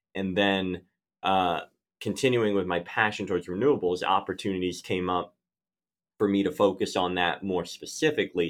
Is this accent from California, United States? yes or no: no; Philadelphia, Pennsylvania, United States; I grew up in Philadelphia